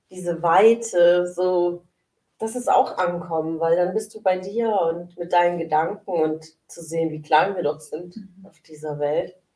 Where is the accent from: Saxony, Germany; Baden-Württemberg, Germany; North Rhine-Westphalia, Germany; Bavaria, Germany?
Baden-Württemberg, Germany; Sindelfingen; ähm, ich bin ja gebürtig aus Sindelfingen und äh, aufgewachsen in Sindelfingen.